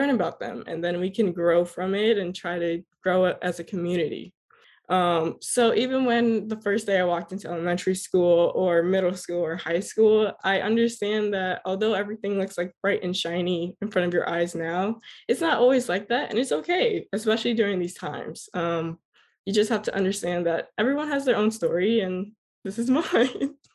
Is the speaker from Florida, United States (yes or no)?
yes; Miramar, Florida, United States; Um, I was born and raised in Miramar, Florida, to two fabulous and hardworking Grenadian parents. My upbringing was surrounded by Caribbean culture because of my parents.